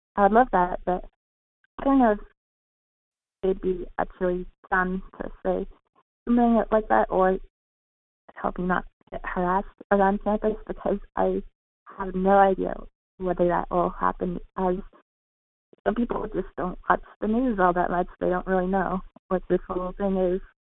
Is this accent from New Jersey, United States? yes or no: no; California, United States; moved away as an adult; my home, my home state of California